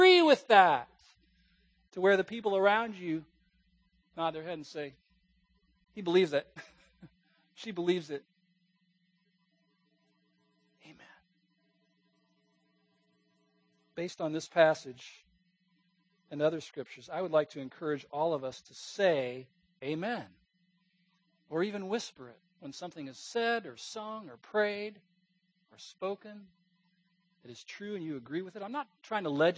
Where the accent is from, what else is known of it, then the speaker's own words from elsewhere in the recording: West Coast, United States; moved away; also born or lived in Virginia; I grew up on the West Coast in a church where I heard a few amens every now and then